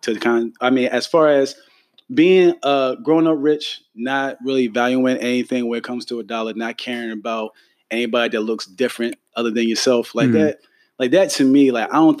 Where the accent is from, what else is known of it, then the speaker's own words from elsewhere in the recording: Philadelphia, Pennsylvania, United States; I'm from Philly